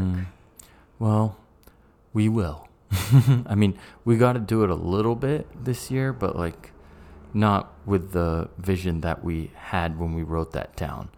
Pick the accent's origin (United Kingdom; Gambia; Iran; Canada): United Kingdom; England; also born or lived in United States; I'm an English guy and a Brit and a American.